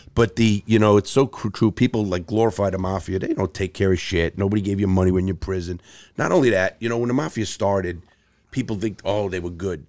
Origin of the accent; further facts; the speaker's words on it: New York City, New York, United States; I grew up in, in the Bronx and Brooklyn, two very tough places